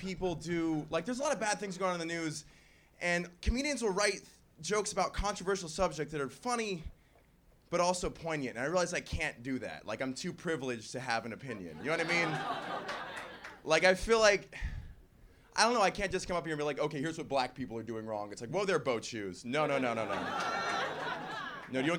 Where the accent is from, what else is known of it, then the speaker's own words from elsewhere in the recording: the South, Florida, United States; I'm from the South actually